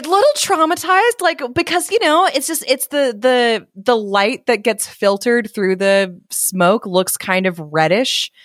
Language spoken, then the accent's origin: English; California, United States; moved away as an adult; now in Maryland, United States; as a Californian